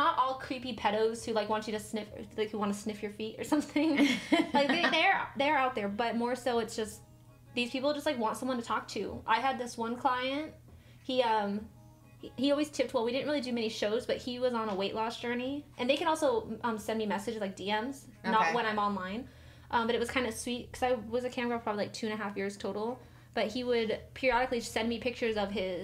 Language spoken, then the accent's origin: English; Missouri, United States; I'm actually from Missouri